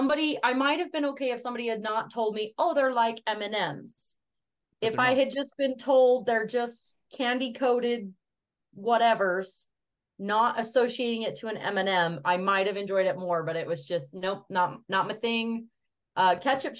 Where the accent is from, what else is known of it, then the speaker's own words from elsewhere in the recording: Magna, Utah, United States; I am from a small little town in Utah. I'm from Magna, Utah